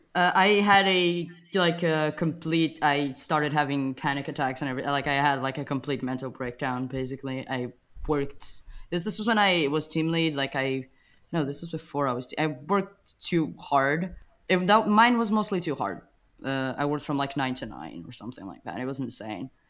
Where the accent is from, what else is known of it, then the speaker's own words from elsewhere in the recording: Portugal; English is a second language; moved away as an adult; now in Berlin, Germany; I'm originally from Portugal